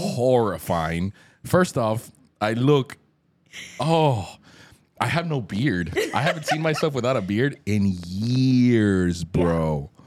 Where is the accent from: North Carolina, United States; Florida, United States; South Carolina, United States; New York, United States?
Florida, United States; Hialeah; also born or lived in Colombia; growing up in Hialeah